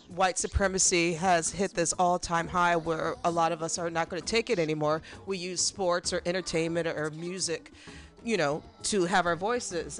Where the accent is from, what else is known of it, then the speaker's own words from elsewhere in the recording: Midwest, United States; I'm a Midwesterner